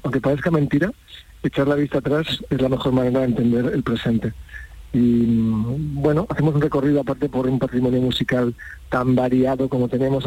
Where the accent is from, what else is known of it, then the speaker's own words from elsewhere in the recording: Montilla, Andalusia, Spain; yo soy de Montilla